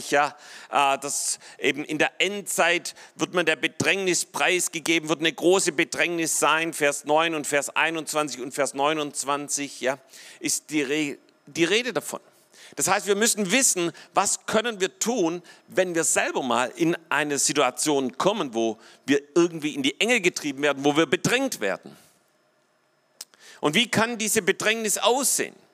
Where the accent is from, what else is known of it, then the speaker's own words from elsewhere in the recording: Baden-Württemberg, Germany; So, ich bin selber hier im Schwabenland aufgewachsen und äh, und, und hier die Schwaben sind mal ein bisschen so kleinkariert und eng.